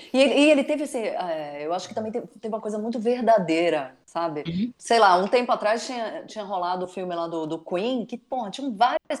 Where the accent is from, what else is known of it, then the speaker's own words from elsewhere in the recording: Northeast Region, Brazil; eu como nordestina